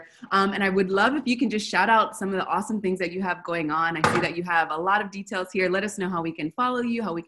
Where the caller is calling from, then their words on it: Buenos Aires, Argentina; I'm calling from Buenos Aires, Argentina.